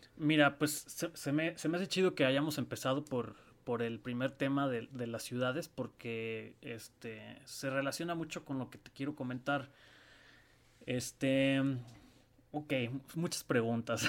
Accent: Mexico City, Mexico; moved away as an adult; now in Guadalajara, Mexico; mi acta de nacimiento dice Guadalajara, Jalisco. Ah. Pero yo, crecí este, en la Ciudad de México

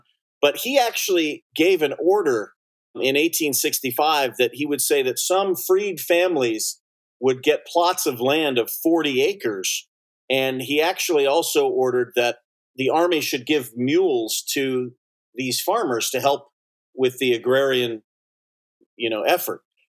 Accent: Southern California, United States; I grew up in Southern California.

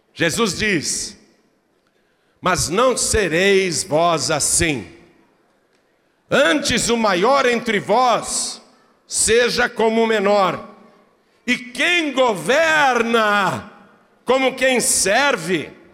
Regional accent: Piracicaba, São Paulo, Brazil; accent: caipira; Eu não tenho vergonha da cidade onde eu nasci

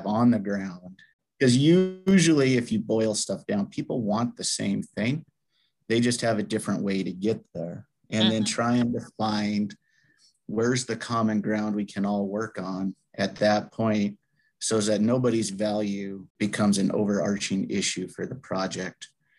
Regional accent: Gardiner, Montana, United States; now in Lewistown, United States; I was born and raised in Gardner, Montana.

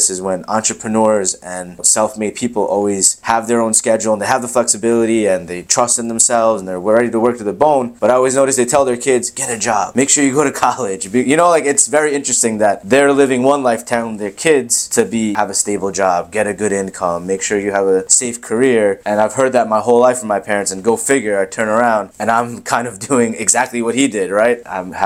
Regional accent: Long Island, New York, United States; also born or lived in Queens, New York; I'm from Queens, New York originally. So my parents had that dream early and I came to Long Island when I was one. We moved here

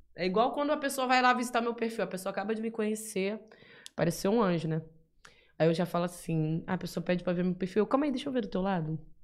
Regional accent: Bahia, Brazil; now in São Paulo, Brazil; Sou da Bahia, tô em SP atrás do meu sonho na música, sozinho mesmo

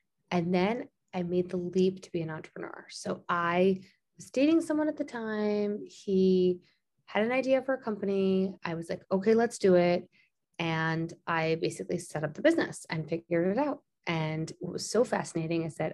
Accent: Long Island, New York, United States; also born or lived in Springfield, Illinois; I grew up in Long Island, which is a suburb of Manhattan and suburb of New York City.

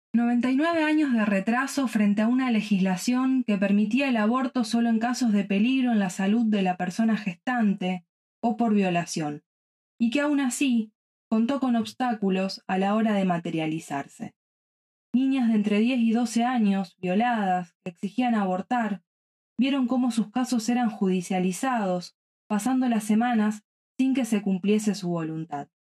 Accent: Rosario, Santa Fe, Argentina; de Rosario, Argentina

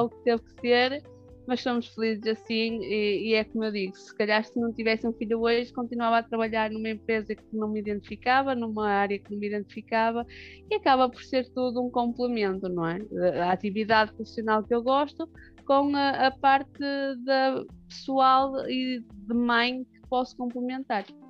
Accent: Barcelos, Norte, Portugal; accent: northern; pelo sotaque dá para perceber que sou do norte

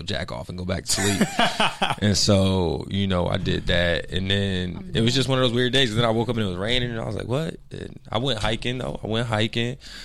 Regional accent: New Jersey, United States; moved away; I'm from Jersey

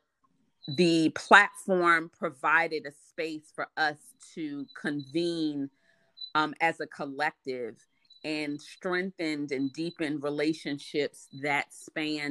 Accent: Washington, District of Columbia, United States; here in DC, I definitely had to get around young

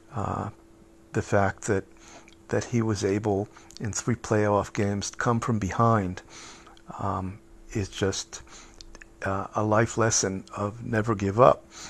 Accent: United States; moved away as an adult; now in Israel; as a kid growing up in the United States

